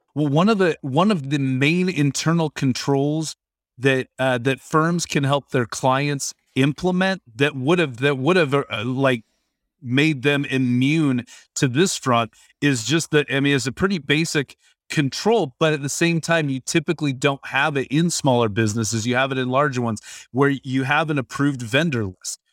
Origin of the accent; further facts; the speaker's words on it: Washington, United States; I grew up in Washington State